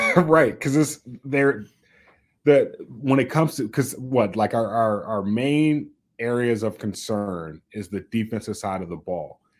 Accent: the South, United States; moved away as an adult; now in Minnesota, United States; I'm from the South

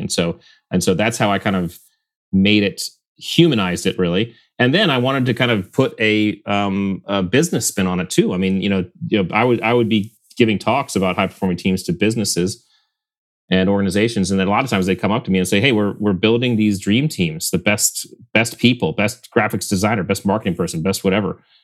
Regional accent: Connecticut, United States; we grew up in Connecticut on the, on Long Island Sound

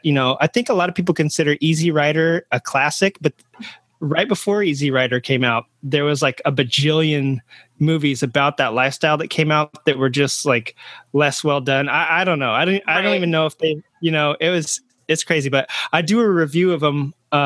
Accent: Texas, United States; Being a Texan also

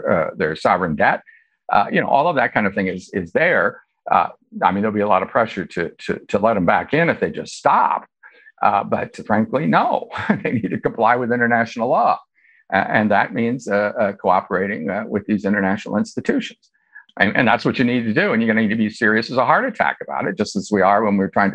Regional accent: Iowa, United States; United States attorney in my home state of Iowa for 8 years

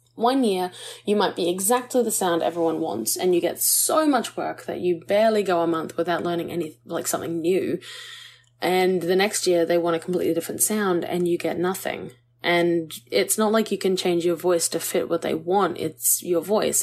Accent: Australia; we as Aussie artists

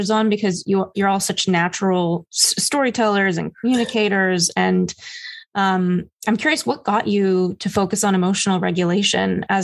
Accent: New York City, New York, United States; I hit a low as a New Yorker, Ethan, just the other day.

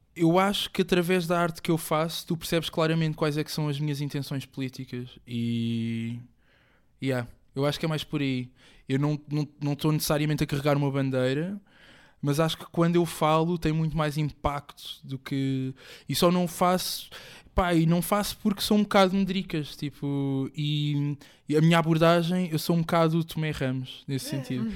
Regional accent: Moita, Setúbal, Portugal; also born or lived in Africa (born, likely Angola); eu cresci na Moita. Vivi lá mais de 20 anos

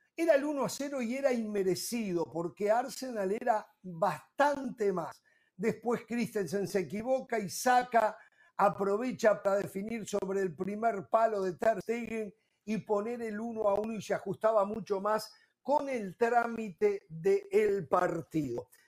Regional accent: Uruguay; en mi país

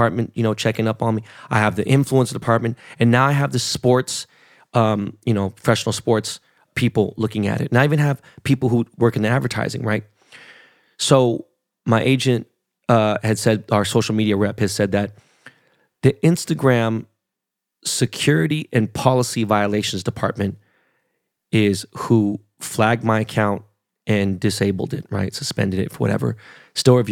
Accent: Los Angeles, California, United States; I was born in Los Angeles. Like, I'm a real Angelino

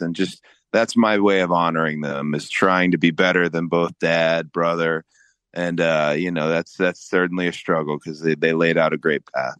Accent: Georgia, United States; growing up in Georgia

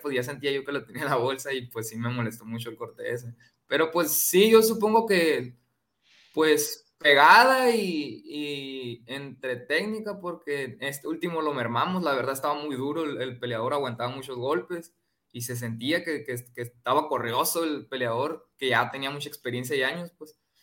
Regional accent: Ciudad Obregón, Sonora, Mexico; aquí en mi tierra el próximo mes eh, aquí en Ciudad Obregón

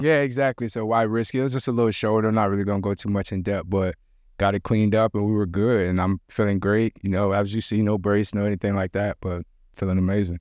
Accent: Jamaica; I'm Jamaican

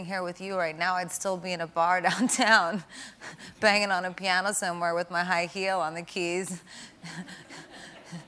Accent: New York City, New York, United States; I'm a New Yorker

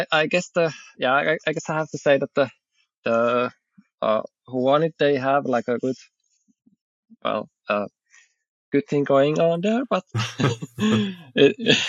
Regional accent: Southern Finland, Finland; I'm from Finland. I'm southern Finland. I live in Espoo, so like in the woods.

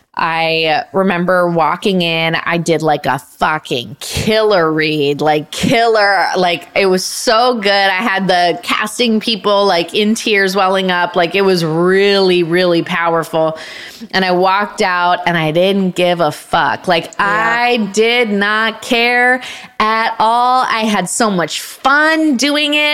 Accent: Canada; moved away; It filmed in my hometown, so I got to be around my family for the first time in 10 oh, years

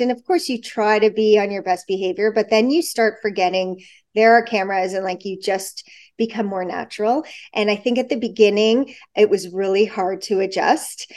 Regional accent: Toronto, Ontario, Canada; also born or lived in Montreal; I was born in Montreal. I lived there till I was nine, and then we moved to Toronto, and I was always in Toronto

